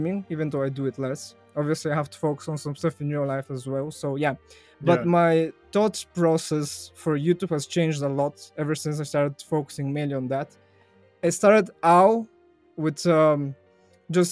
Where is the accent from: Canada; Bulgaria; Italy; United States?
Bulgaria; first language Bulgarian; English is a second language; in Bulgarian, my native language